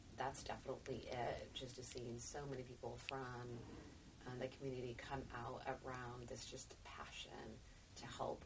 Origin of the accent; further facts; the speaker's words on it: United States; as an American